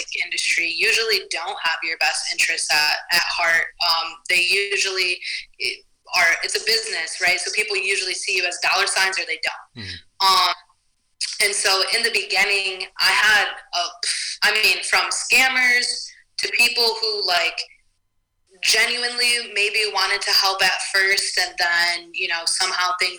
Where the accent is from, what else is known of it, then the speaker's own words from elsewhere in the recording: Toledo, Ohio, United States; I'm from Toledo, Ohio